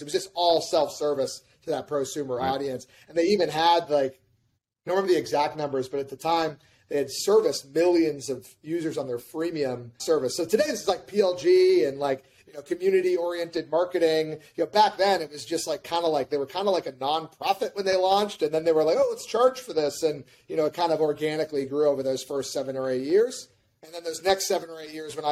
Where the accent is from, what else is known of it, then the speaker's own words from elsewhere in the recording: New Hampshire, United States; moved away as an adult; also born or lived in California / San Diego; I moved back home to my home state in New Hampshire.